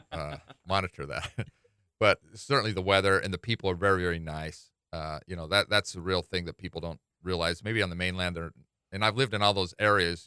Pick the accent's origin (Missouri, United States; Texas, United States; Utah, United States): Utah, United States; Salt Lake City; now in Hawaii, United States; I grew up in Salt Lake City